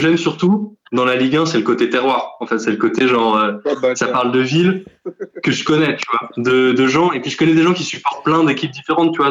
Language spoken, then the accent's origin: French; Paris, Île-de-France, France; je suis parisien.